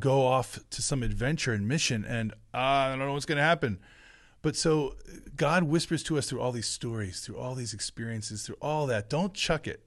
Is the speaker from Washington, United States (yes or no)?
no; New Jersey, United States; the blueberry fields of where I grew up in South Jersey